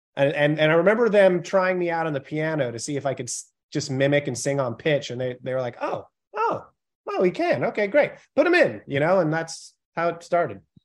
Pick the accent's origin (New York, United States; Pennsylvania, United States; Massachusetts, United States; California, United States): California, United States; Pacifica; moved away; also born or lived in San Francisco; I grew up in Pacifica, which is like, eh, ten minutes outside of, uh, the city limits.